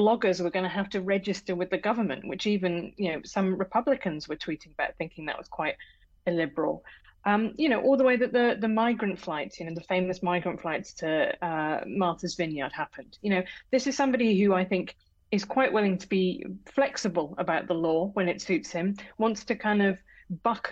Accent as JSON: {"language": "English", "country": "United Kingdom", "accent": "British", "said": "as you can tell from my accent, I'm British."}